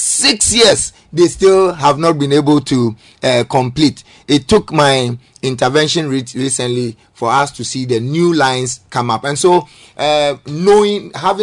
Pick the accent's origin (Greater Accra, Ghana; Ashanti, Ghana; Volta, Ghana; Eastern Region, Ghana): Greater Accra, Ghana; Tema; I'm a native of Terma, born and bred in Terma. I have my own property in the constituency. Mm. I sleep in the constituency.